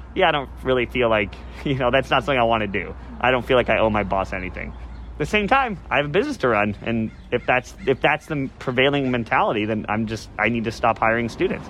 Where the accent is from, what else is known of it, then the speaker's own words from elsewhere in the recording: Chicago, Illinois, United States; now in Isla Vista, United States; I grew up in the Midwest. I grew up in Chicago